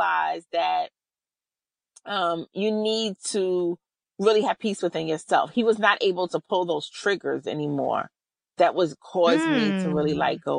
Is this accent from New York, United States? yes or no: yes; New York City, New York, United States; I'm from New York City